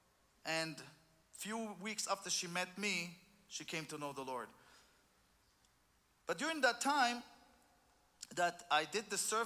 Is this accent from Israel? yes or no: yes; Israel; I'm from Israel